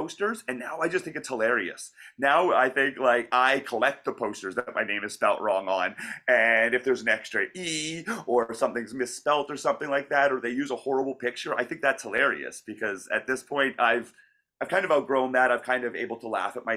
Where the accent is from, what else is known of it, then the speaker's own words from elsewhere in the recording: Calgary, Alberta, Canada; moved away as an adult; now in Vancouver, Canada; I was originally from Calgary and I trained there, and I was there for 10 years